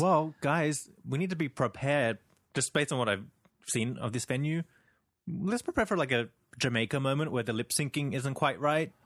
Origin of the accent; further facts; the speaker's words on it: Sydney, New South Wales, Australia; I'm from Sydney